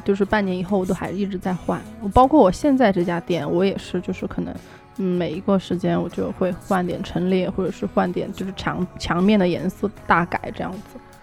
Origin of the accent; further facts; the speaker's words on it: Emeishan, Sichuan, China; also born or lived in United Kingdom; now in Shanghai, China; 我是一个来自俄美的，嗯，喜欢吃辣、按摩和旅行的瀑布通通女孩